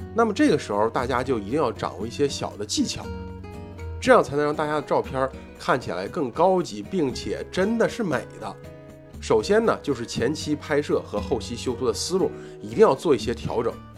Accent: China; 毕竟我们是中国人

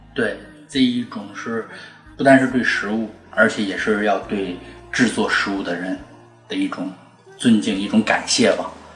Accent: China; moved away as an adult; also born or lived in Japan; 因为就是我一个中国人

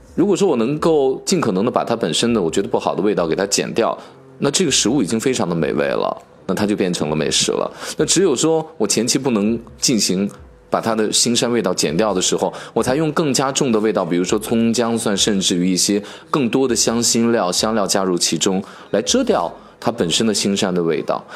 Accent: Northwest China, China; 自我们朴素的西北人的生活当中变成杏皮水，又充满了我们的童年

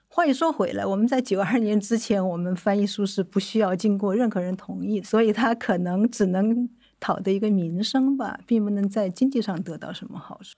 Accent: China; 作为中国人嘛

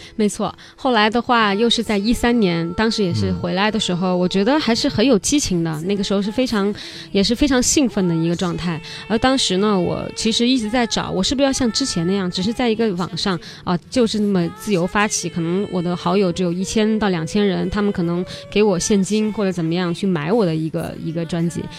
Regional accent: Li River, Guangxi, China; moved away as an adult; also born or lived in Beijing; 我是来自于美丽的漓江湖畔

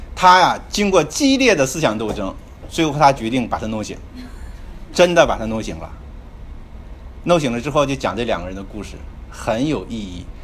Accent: China; 我们中国人

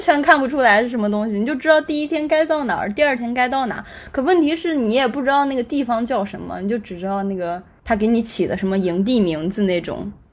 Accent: Anhui, China; also born or lived in Beijing; 现在坐标是在家，就是在，在安徽，我是安徽人

